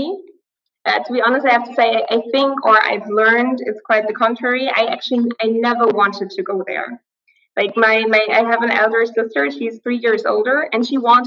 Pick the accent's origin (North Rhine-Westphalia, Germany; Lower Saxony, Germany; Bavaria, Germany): North Rhine-Westphalia, Germany; Aachen; now in Berlin, Germany; I was born in Aachen. I was told it's the most Western city in Germany